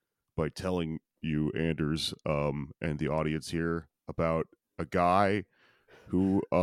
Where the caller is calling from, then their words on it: Austin, Texas, United States; I'm calling in from Texas, which is a very dumb place to be right now.